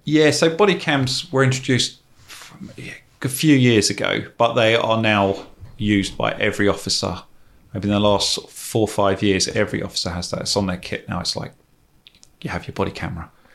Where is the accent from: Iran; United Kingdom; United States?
United Kingdom; England; As an English person